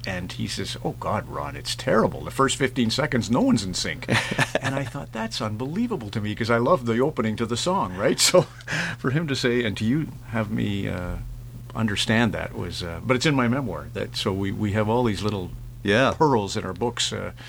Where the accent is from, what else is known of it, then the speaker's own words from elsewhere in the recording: Sault Ste. Marie, Ontario, Canada; filled with Canadians like the ones I grew up with in Sault Ste. Marie.